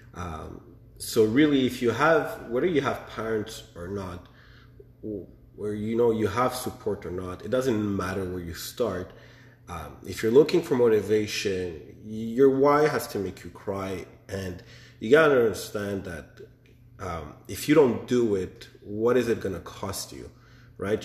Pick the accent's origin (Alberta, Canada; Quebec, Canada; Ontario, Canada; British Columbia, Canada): Quebec, Canada; Montreal; born and raised in Montreal